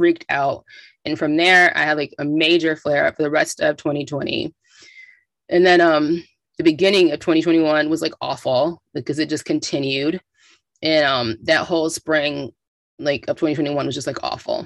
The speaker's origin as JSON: {"language": "English", "town": "Rochester", "region": "New York", "country": "United States", "tie": "born or raised there", "also_born_or_lived": "Atlanta, Georgia / Dallas, Texas", "moved": "as an adult", "said": "ended up in my hometown, Rochester, New York"}